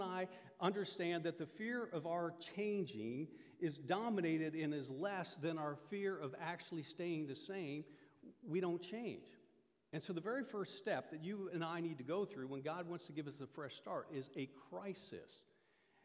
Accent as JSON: {"language": "English", "region": "Iowa", "country": "United States", "tie": "born or raised there", "moved": "yes", "said": "I grew up in Iowa. Iowa is the mecca of collegiate wrestling"}